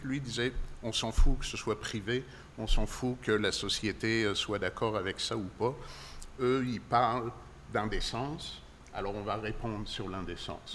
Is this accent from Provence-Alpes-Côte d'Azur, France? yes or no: no; Paris, Île-de-France, France; moved away as an adult; now in Quebec, Canada; je viens effectivement de France, de Paris